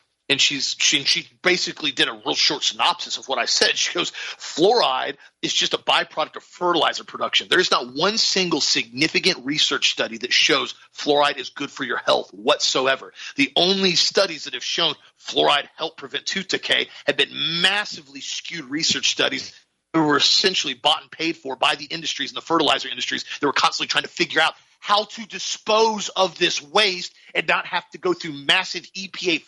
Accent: Auburndale, Florida, United States; I'm from Auburndale, Florida

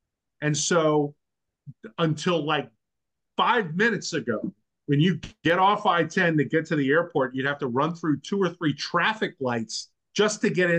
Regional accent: New Orleans, Louisiana, United States; I'm from New Orleans

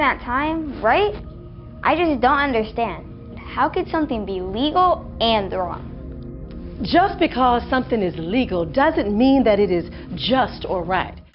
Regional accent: United Kingdom; accent: British; moved away as an adult; now in United States; although I am an American U.S. citizen now, I hail from the United Kingdom. So my accent is still, after 20 odd years, recognizably, I guess, British.

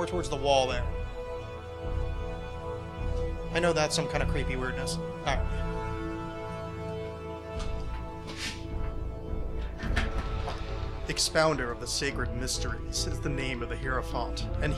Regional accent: New Jersey, United States; the extension I grew up with in New Jersey

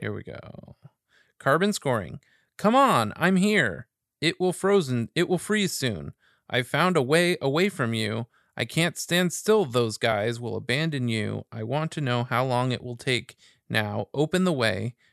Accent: Los Angeles, California, United States; I'm a kid growing up in Westchester here in L

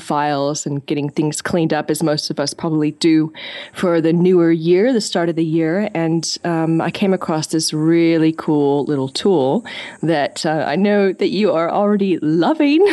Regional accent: California, United States; moved away as an adult; now in Sydney, Australia; I'm originally from California

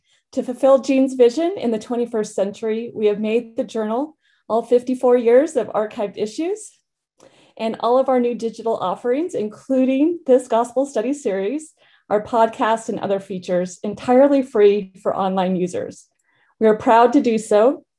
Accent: Fairbanks, Alaska, United States; And I grew up in Fairbanks, and Rachel's family lived just down the hill from me.

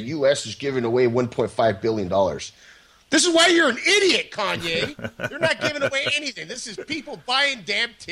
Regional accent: Orange County, California, United States; also born or lived in San Diego; I'm from Orange County originally

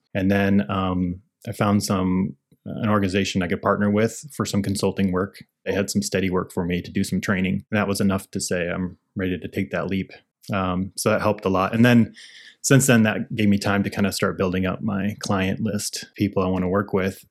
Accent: Iowa, United States; moved away as an adult; now in Portland, United States; I grew up in Iowa, so I got a job nearby

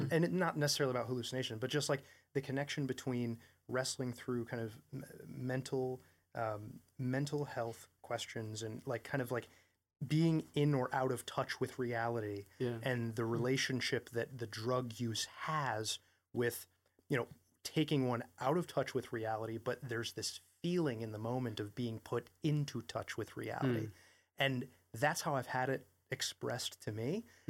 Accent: Vermont, United States; I grew up in Vermont and I mean, I just know a lot of people in Vermont who wrestled with drug addiction.

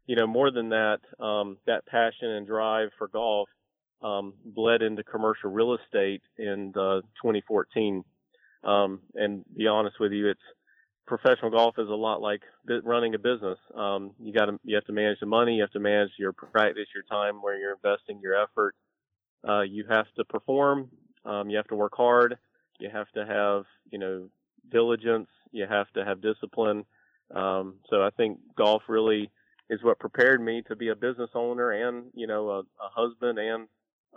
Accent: Sanford, North Carolina, United States; moved away as an adult; now in Charlotte, United States; I grew up in Sanford, North Carolina, which is about 2 hours east of Charlotte

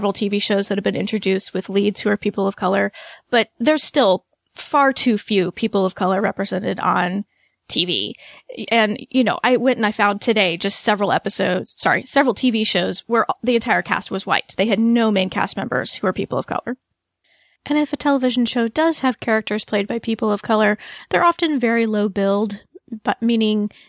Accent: United States; we're from the United States

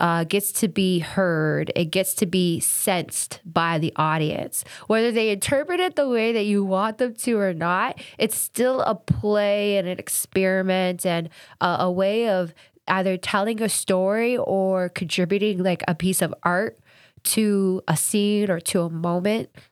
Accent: Kingston, Ontario, Canada; growing up in Kingston, there wasn't a lot of other black or brown families

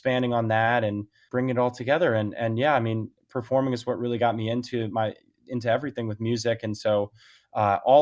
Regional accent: outside New York City suburbs, United States; moved away as an adult; now in Nashville, United States; I grew up in New York, right outside New York City in the suburbs

